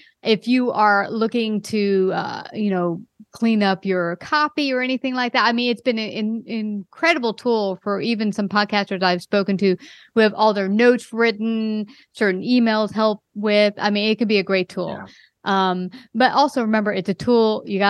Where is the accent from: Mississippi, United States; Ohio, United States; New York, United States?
New York, United States; Brooklyn; now in Texas, United States; I came from Brooklyn, New York. I just moved recently to Texas.